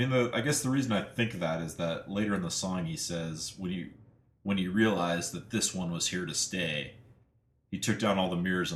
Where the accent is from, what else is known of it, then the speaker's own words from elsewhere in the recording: Iowa, United States; where I grew up in Iowa was just sort of everyone worked for the university or a, you know, something adjacent to the university.